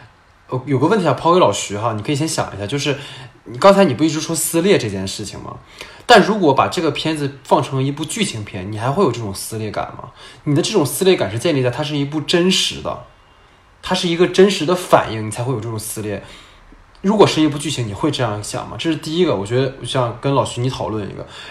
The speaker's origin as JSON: {"language": "Chinese", "country": "China", "said": "中国人因为家国是一体的，我们中国人就是牺牲小家为大家，然后我们所以能做到。"}